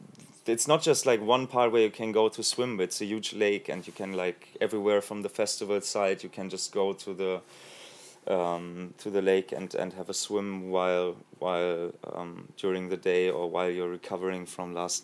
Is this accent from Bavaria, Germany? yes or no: yes; Munich, Bavaria, Germany; English is a second language; I am from Munich.